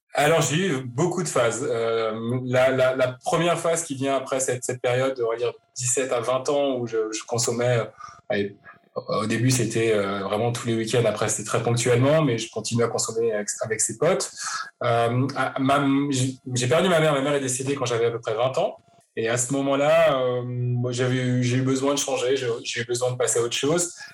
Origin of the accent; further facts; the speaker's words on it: Paris, Île-de-France, France; moved away as an adult; now in Vancouver, Canada; je suis parisien d'origine, euh, j'ai grandi à Paris, je suis né à Paris